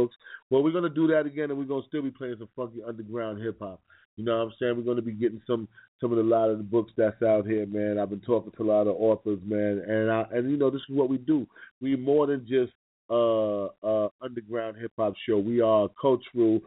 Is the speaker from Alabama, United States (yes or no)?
no; New York City, New York, United States; I'm from New York City, Harlem.